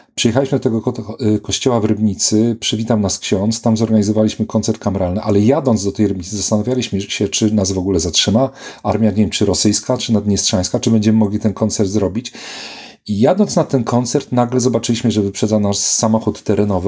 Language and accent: Polish; Poland; moved away; also born or lived in Poznań / Warsaw / Manchester / Oxford; Urodziłem się w Szczycinie